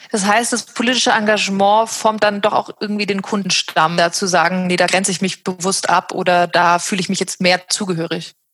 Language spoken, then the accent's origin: German; West Germany, Germany; born there; ich bin in Westdeutschland geboren